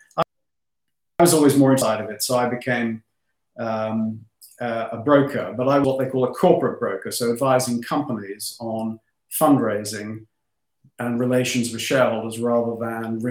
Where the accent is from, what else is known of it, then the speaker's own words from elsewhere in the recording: London, United Kingdom; I was born in London. My parents were actually first-generation Australian immigrants